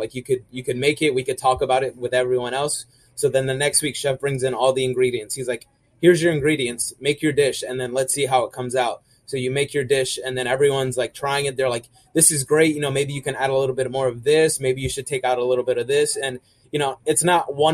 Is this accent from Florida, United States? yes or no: yes; Orlando, Florida, United States; I grew up in Orlando